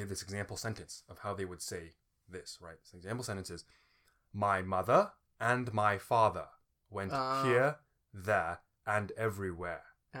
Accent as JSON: {"language": "English", "region": "Indiana", "country": "United States", "tie": "born there", "said": "Which is interesting because originally born in Indiana, lived 11 years in the Midwest, and there actually is a Midwest accent."}